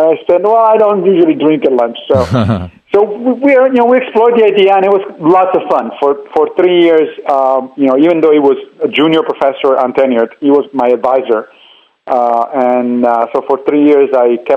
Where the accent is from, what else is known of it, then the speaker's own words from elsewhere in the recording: Italy; moved away as an adult; also born or lived in Tennessee; I grew up in Italy